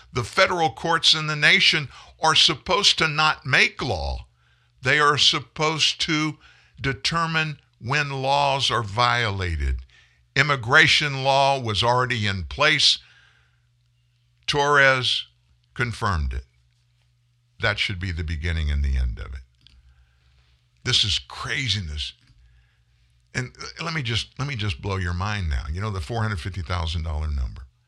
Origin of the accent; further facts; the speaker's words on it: Lafayette, Louisiana, United States; my hometown of Lafayette, Louisiana